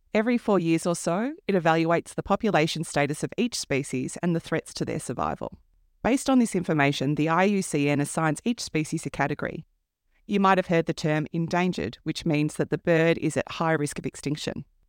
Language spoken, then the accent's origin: English; Melbourne, Victoria, Australia; moved away; I was born on Wurundjeri country in an eastern suburb of Melbourne